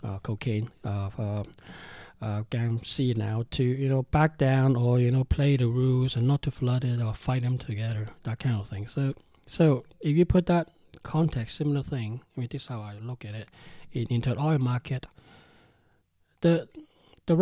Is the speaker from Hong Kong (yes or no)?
yes; Hong Kong; I'm from Hong Kong, we're used to gangsters